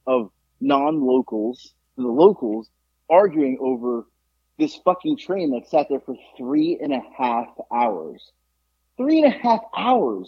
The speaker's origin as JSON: {"language": "English", "region": "South Florida", "country": "United States", "tie": "born or raised there", "moved": "yes", "said": "I'm not a Southerner. It's not who I am. So, you know, growing up in South Florida, you had to be quick-witted"}